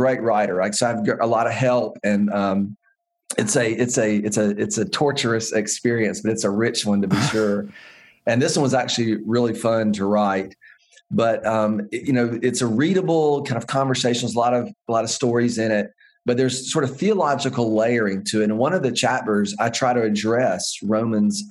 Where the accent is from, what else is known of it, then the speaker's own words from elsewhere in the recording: the American West, United States; growing up in the American West